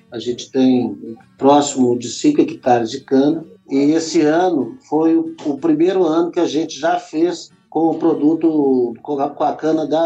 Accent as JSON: {"language": "Portuguese", "town": "Belo Horizonte", "region": "Minas Gerais", "country": "Brazil", "tie": "born or raised there", "moved": "as an adult", "lives_now": "Brasília, Brazil", "said": "Nascido e criado em Belzonte. E é isso. Então, assim, a, a, sempre com um contato muito próximo rural. Tem 18 anos que eu vim aqui morar em Brasília"}